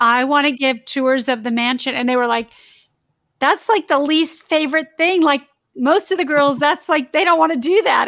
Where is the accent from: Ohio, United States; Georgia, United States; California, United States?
California, United States; Torrance; I grew up in the South Bay area in Torrance.